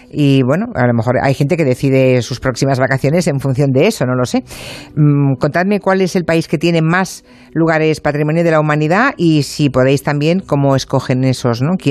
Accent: Galicia, Spain; la Ribeira Sacra de mi tierra.

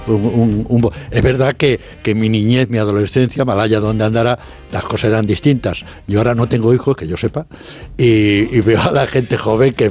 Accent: Morocco; moved away; Yo que nací en, en Marruecos también he vivido 20 años allí

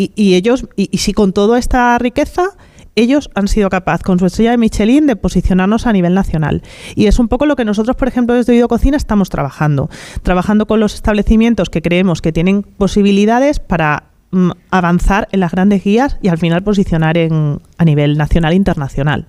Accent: Extremadura, Spain; los que somos de la tierra

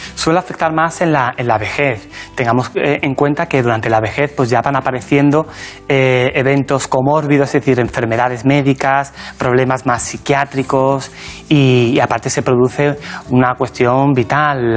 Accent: La Barca de la Florida, Andalusia, Spain; born or raised there; moved away as an adult; now in Madrid, Spain

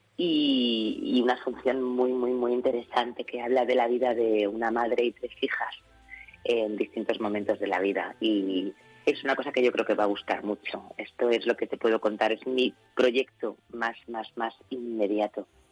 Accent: Ceuta, Spain; moved away; yo siempre hablo de mi tierra como un lugar precioso

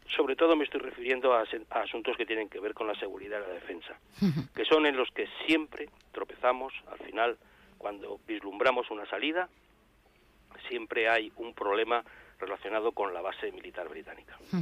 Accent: Spain; nosotros como españoles

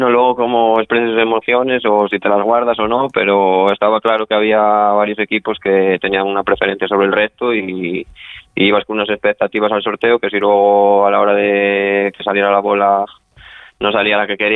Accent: Ponferrada, Castile and León, Spain; Sí, soy de Ponferrada, soy de Ponferrada. Soy de Ponferrada, que está a 70 kilómetros de allí, está mi domicilio.

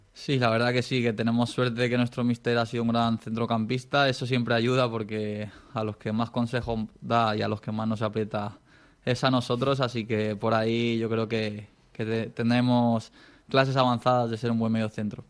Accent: Dénia, Valencian Community, Spain; mi pueblo, a Denia, que, que lo quiero tanto

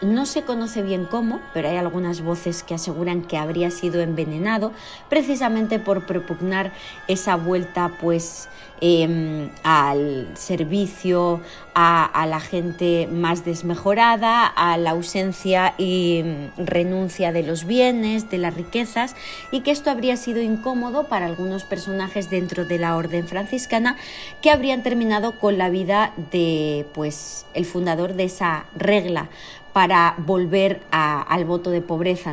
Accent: Extremadura, Spain; en mi tierra, en Extremadura

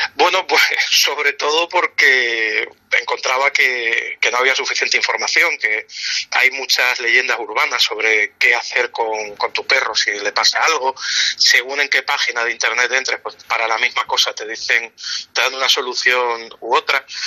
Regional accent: Canary Islands, Spain

